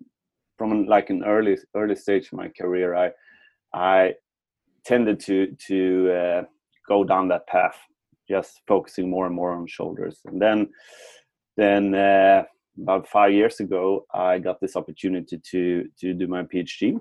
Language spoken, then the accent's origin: English; Sweden; I'm from Sweden and we grew up in the 80s and the 90s